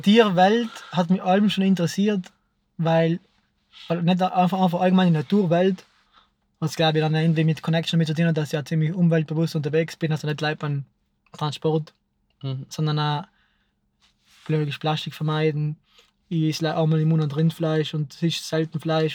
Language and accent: German; South Tyrol, Trentino-Alto Adige, Italy; bei uns in Südtirol